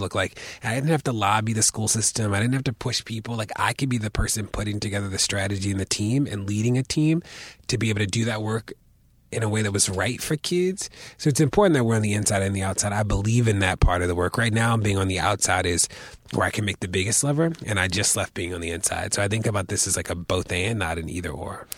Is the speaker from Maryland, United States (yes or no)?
yes; Baltimore, Maryland, United States; I grew up in Baltimore